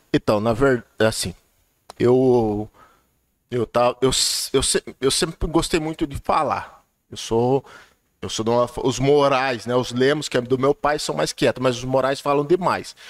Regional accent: Cajati, São Paulo, Brazil; eu sou de Cajati, eu sou cajatiense

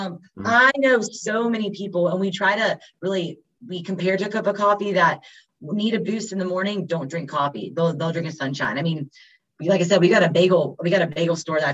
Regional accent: Winston-Salem, North Carolina, United States; I was born and raised here in Winston

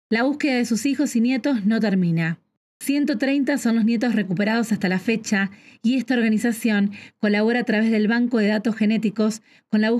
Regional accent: Argentina; soy argentina, y hoy vamos a rendir homenaje a todos aquellos que ya no están

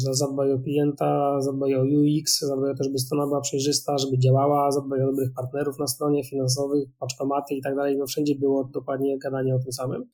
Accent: Wrocław, Lower Silesian Voivodeship, Poland; jestem z Wrocławia, ja rozmawiam teraz z Wrocławia

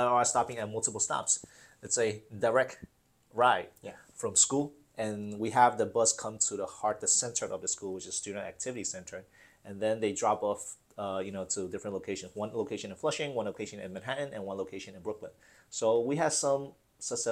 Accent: Fujian, China; now in United States; I came from Fujian, and we're in the south. I never see snow. First time I came here, I went in 1995

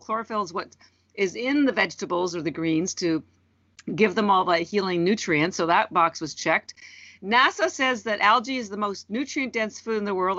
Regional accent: Canada; also born or lived in Vancouver, Canada; now in Boston, United States; I'm Canadian and originally and, and have lived in Vancouver

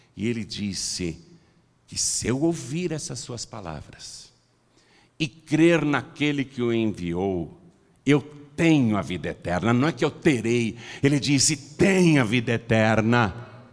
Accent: Piracicaba, São Paulo, Brazil; Eu nasci em casa, lá em Piracicaba.

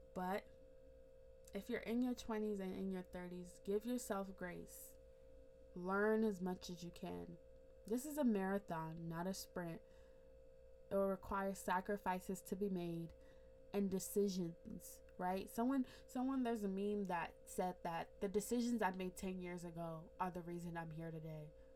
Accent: Nigeria; as an African, as a Nigerian, we don't really talk about estate planning

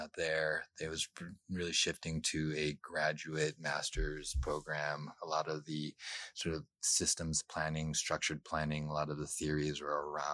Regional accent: Skokie, Illinois, United States; now in Bay Area, United States; I grew up in Skokie

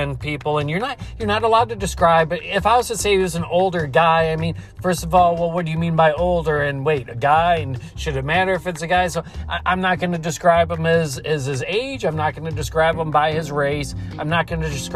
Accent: Buffalo, New York, United States; the Buffalo Bills, my hometown

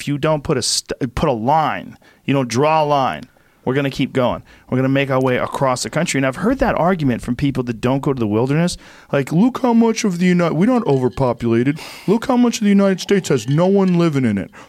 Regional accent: Ireland; I'm Irish.

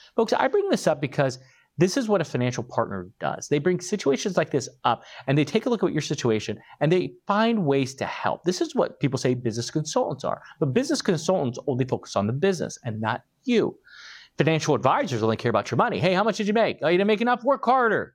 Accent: Arizona, United States; Arizona, uh, my home state

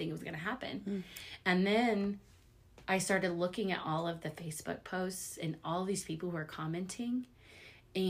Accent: Lee's Summit, Missouri, United States; I grew up here in Lee Summit

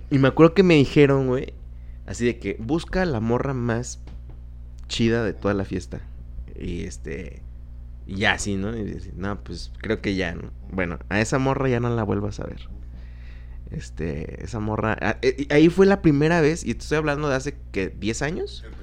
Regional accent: State of Mexico, Mexico; now in Guadalajara, Mexico; yo soy del Estado de México, lugar muy marginal.

